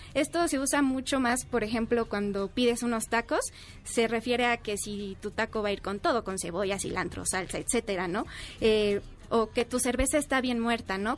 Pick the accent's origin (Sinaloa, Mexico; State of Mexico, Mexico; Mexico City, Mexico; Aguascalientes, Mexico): Mexico City, Mexico; accent: chilango; soy chilango